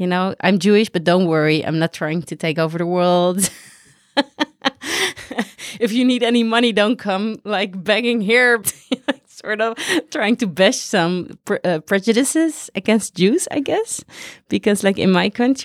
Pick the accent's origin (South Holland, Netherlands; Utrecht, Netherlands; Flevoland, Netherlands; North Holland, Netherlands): North Holland, Netherlands; Amsterdam; I'm from Amsterdam, the Netherlands.